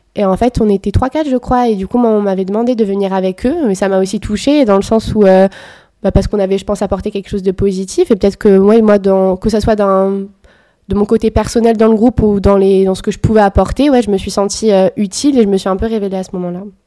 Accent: Bordeaux, Nouvelle-Aquitaine, France; Je suis bordelaise depuis toujours

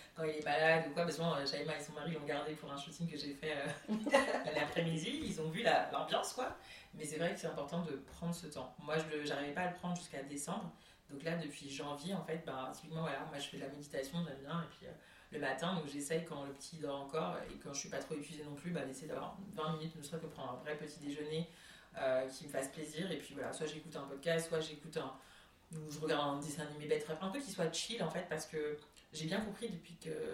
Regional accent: Comoros; je suis comorienne

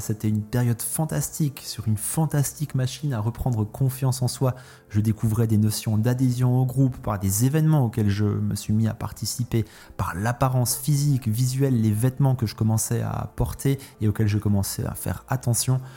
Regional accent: France; j'ai grandi en France

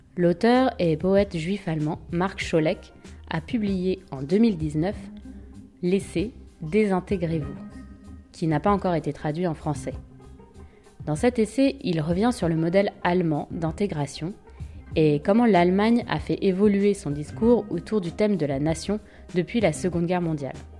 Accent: France; je suis française, européenne

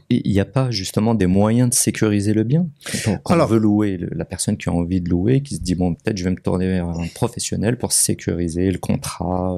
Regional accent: Morocco; en tant que Marocain

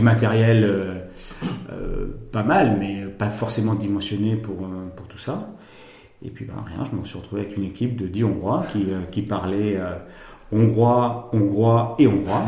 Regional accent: Bordeaux, Nouvelle-Aquitaine, France; je suis né à Bordeaux, ville où j'ai grandi

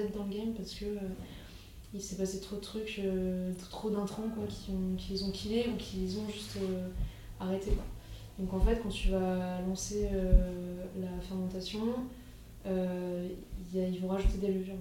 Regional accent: Alsace, Grand Est, France; now in Paris, France; je viens d'Alsace enfin j'ai grandi en Alsace

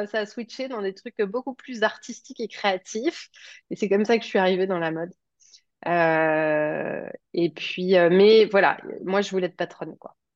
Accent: Paris, Île-de-France, France; also born or lived in Rouen, France / Toulouse, France / Martinique; donc j'ai, je suis née à Paris, j'ai grandi en partie en banlieue parisienne, mais j'ai aussi habité en Normandie, à Rouen, j'ai habité à Toulouse, j'ai habité en Martinique.

